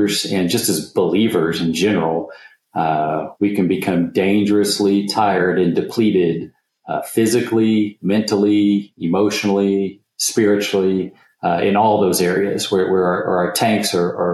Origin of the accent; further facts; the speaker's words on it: just outside of Oklahoma City, United States; Home base is just outside of Oklahoma City. So right in the middle of the country.